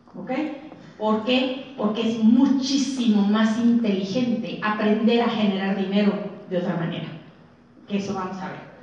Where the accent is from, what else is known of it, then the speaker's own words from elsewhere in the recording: Monterrey, Nuevo León, Mexico; Vengo de Monterrey, donde todo es seco